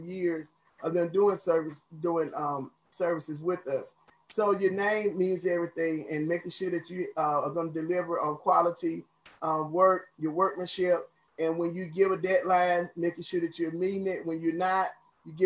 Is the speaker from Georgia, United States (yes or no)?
yes; Atlanta, Georgia, United States; also born or lived in Clayton County, Georgia; I was born and raised in Southeast Atlanta